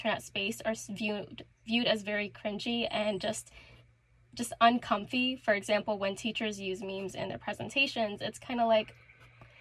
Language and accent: English; Toronto, Ontario, Canada; I'm Canadian. I'm from Toronto, the very overrated city